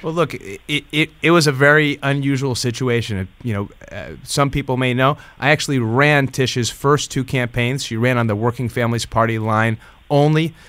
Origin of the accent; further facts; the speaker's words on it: Hudson Valley, New York, United States; I'm from the Hudson Valley